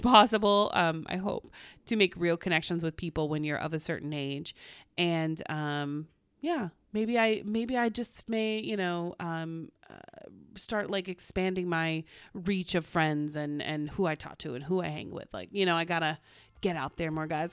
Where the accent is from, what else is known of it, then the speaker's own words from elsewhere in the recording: Oklahoma, United States; now in Los Angeles, United States; I'm from Oklahoma originally.